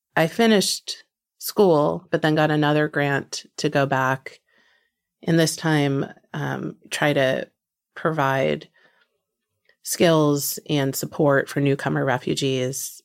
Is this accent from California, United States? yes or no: no; New Jersey, United States; born or raised there; moved away